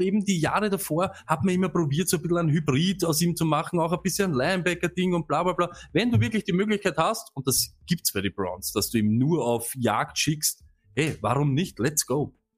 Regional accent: Vienna, Austria; als Wiener

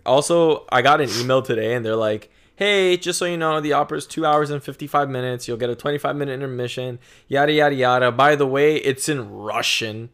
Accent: Canada; being a Canadian

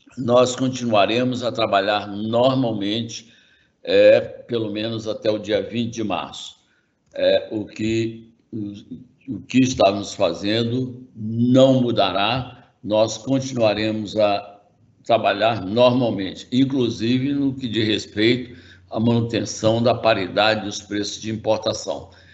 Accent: Brazil; como brasileiro

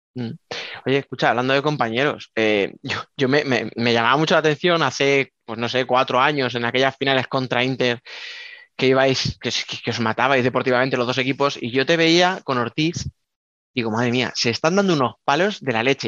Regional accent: Albacete, Castilla-La Mancha, Spain; soy de Albacete

